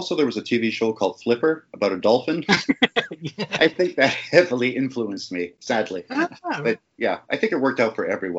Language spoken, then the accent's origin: English; Kilmarnock, Scotland, United Kingdom; And I mean, I'm Scottish, so I have still a lot of family over there.